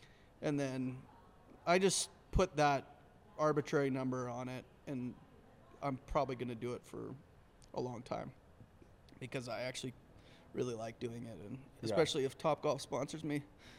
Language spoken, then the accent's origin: English; Alberta, Canada; moved away; I grew up in Canada.